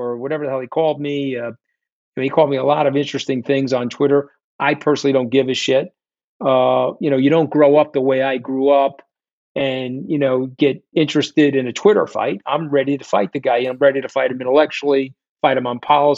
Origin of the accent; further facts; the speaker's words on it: New York, United States; I'm a New Yorker